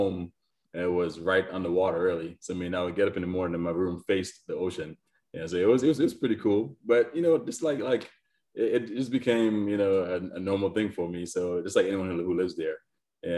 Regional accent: Antigua & Barbuda; moved away as an adult; also born or lived in New York; So I was born in New York, but I was raised in the Caribbean. So I lived in Antigua for 17 years.

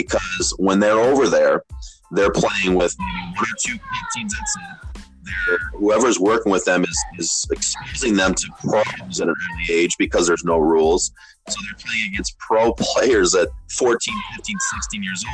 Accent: Jackson, Michigan, United States; I'm from the Jackson area

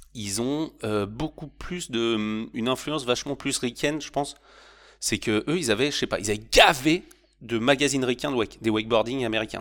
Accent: Normandy, France; moved away as an adult; also born or lived in Bordeaux / Philippines; chez moi en Normandie

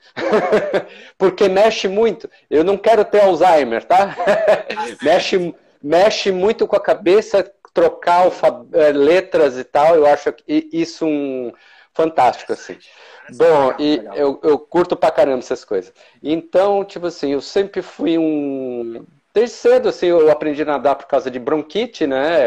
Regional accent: São Paulo, Brazil; moved away as an adult; now in Blumenau, Brazil; Eu sou natural de São Paulo, né? Eu morei quase minha vida toda lá. E em 2004 me mudei aqui para o sul, né? Para Blumenau

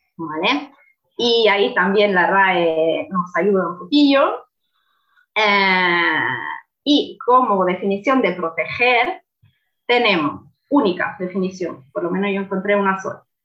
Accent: Italy; Spanish is a second language; moved away; como soy italiana, no soy española

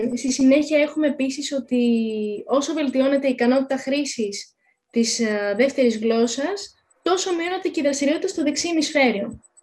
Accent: Greece; είμαι Ελληνίδα

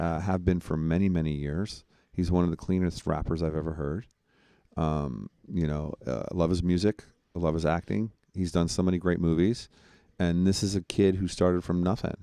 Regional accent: New York, United States; I'm from New York

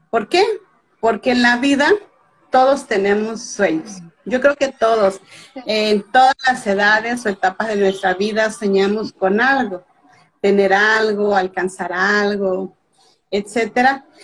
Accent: Veracruz, Mexico; Yo vivo en México, soy veracruzana de nacimiento, o sea, del estado de Veracruz en México, eh, casi es pura costa. Y aquí en este estado nací y en este estado actualmente radico.

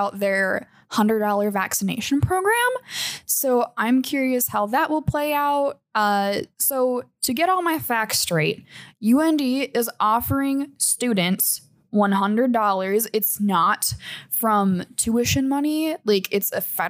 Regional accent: Minot, North Dakota, United States; I'm from Minot, which is home of the North Dakota State Fair

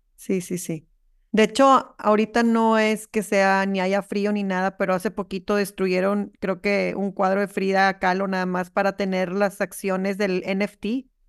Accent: Monterrey, Nuevo León, Mexico; yo soy, nosotros somos de Monterrey, bueno, yo soy de Monterrey

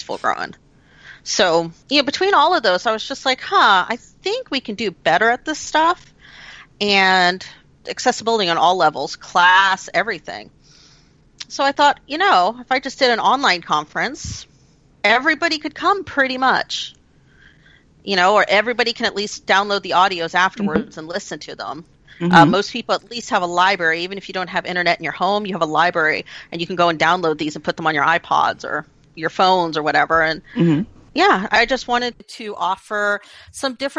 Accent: United States; me being an American

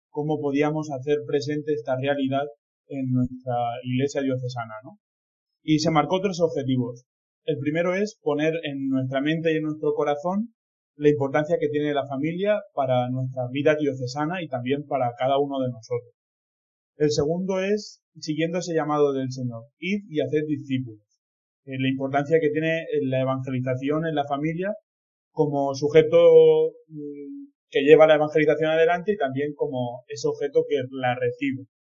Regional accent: Villena, Valencian Community, Spain; soy de Villena, de esta diócesis de Orihuela Alicante, y soy el segundo de dos hermanos

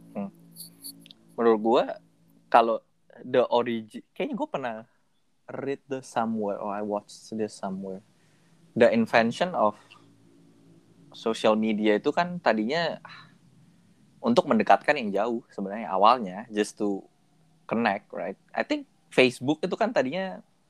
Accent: Indonesia; kita orang Indo

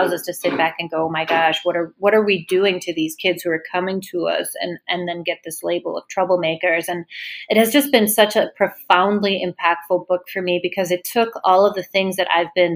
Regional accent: Denmark; moved away; I'm from Denmark

